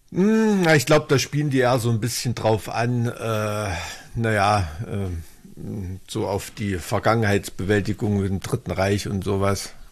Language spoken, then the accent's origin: German; Thuringia, Germany; als Thüringer